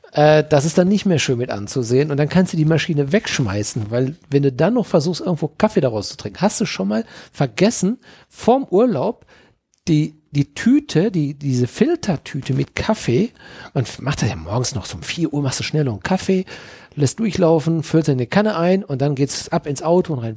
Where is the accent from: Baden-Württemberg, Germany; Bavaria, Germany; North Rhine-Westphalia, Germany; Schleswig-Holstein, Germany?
North Rhine-Westphalia, Germany; Dortmund; now in Mönchengladbach, Germany; geboren in Dortmund, leben in Mönchengladbach quasi